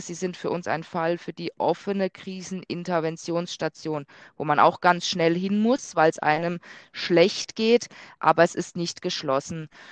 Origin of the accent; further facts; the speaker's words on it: near Freiburg, Baden-Württemberg, Germany; moved away; ich komme ursprünglich aus Südbaden, ähm, da aus Freiburg aus der Nähe